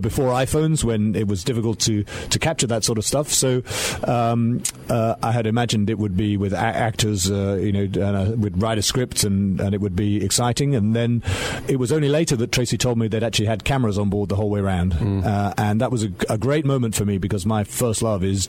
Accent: United Kingdom; now in London, United Kingdom; Originally, I was born and brought up on the Welsh borders, a very remote part

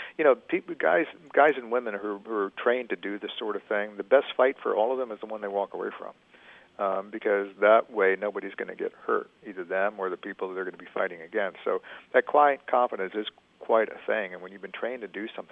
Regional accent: Richmond, Virginia, United States; downtown Richmond, my hometown

